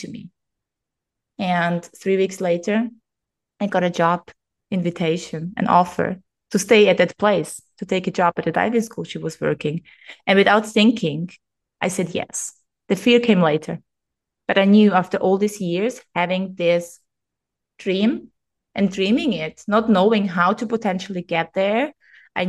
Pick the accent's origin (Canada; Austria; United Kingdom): Austria; first language German; English is a second language; moved away as an adult; now in Greece; while I was in my hometown